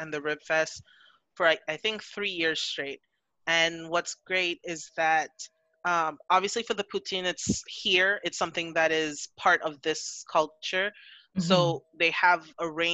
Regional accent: Trinidad & Tobago; also born or lived in Montreal area, Canada; now in Montreal, Canada; I'm from Trinidad.

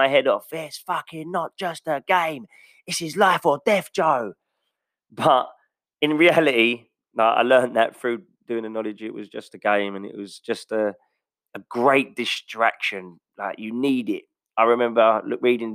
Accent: England, United Kingdom; as an Englishman

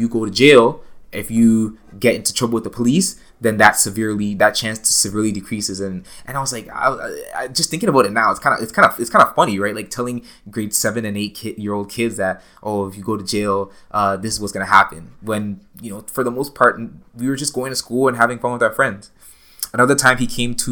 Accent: Toronto, Ontario, Canada; I grew up in Toronto. I grew up in Scarborough

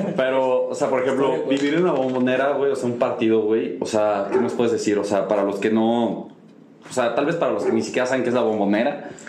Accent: Mexico; somos mexicanos

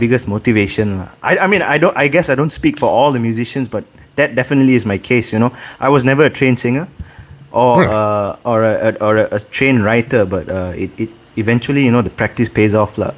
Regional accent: Ipoh, Perak, Malaysia; now in Kuala Lumpur, Malaysia; growing up in Ipoh

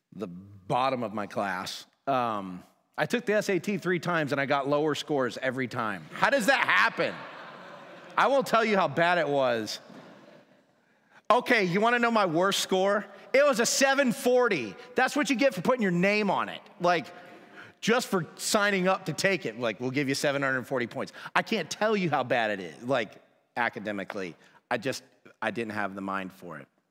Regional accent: Woodstock, Georgia, United States; I was born and raised in Woodstock, Georgia, which is just outside of Atlanta.

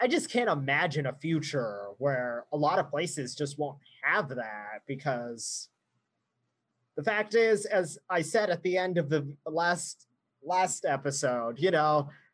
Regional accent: Surprise, Arizona, United States; I can think back even to high school, growing up in the West Valley.

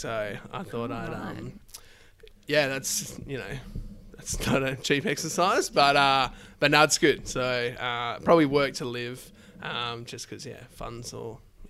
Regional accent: Perth, Western Australia, Australia; now in Karratha, Australia; So I grew up in Perth, all the way through high school and things like that.

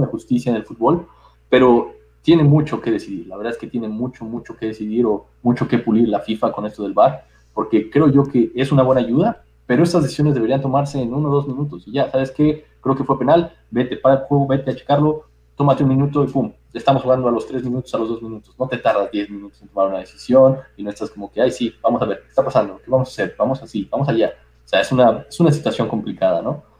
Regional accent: Mexico; como mexicano

